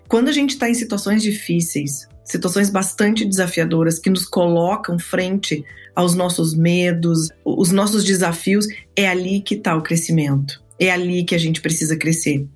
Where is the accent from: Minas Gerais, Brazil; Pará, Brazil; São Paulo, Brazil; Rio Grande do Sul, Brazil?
Rio Grande do Sul, Brazil; now in Orlando, United States; eu sou gaúcha. Hoje estou falando com vocês daqui de Orlando, na Flórida, onde eu moro.